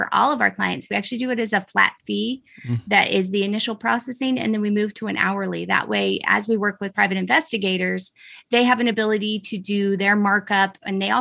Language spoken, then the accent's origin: English; Utah, United States; I'm from Utah